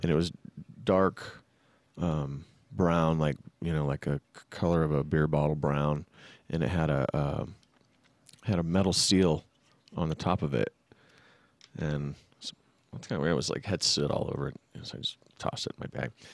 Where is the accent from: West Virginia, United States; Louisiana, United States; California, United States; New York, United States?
California, United States; San Jose; also born or lived in Fremont, California / Sacramento, California; I grew up in the, in Santa Clara, San Jose area, and then I moved to Fremont, um, in my junior high year, and then finished high school and then moved up to S A C